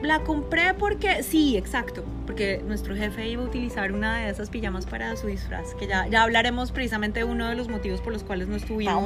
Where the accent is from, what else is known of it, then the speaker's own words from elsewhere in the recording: Colombia; now in Broward County, United States; yo soy colombiana